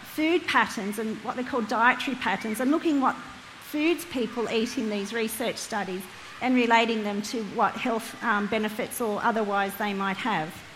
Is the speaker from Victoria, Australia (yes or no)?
no; Hunter Valley, New South Wales, Australia; now in Lake Macquarie, Australia; I'm from the Hunter Valley, but now call Lake Macquarie home